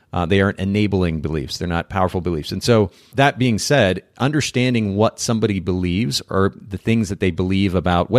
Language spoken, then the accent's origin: English; Japan; I grew up in Japan, for those who aren't familiar with that.